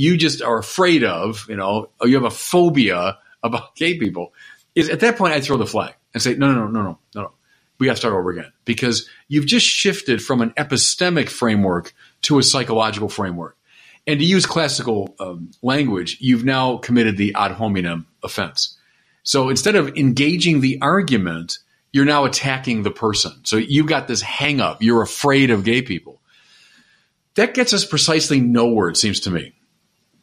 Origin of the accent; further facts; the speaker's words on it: United States; I'm an American. I'm a proud American